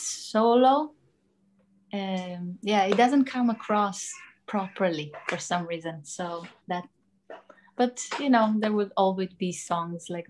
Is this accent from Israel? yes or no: yes; Israel; moved away; I'm from Israel originally